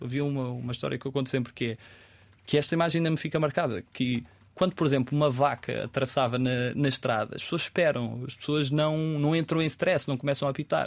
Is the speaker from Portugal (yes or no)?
yes; Pinhal Novo, Setúbal, Portugal; moved away; also born or lived in Lajes, Terceira, Azores; quando cresci no Punhal Novo, antes de ir para os Açores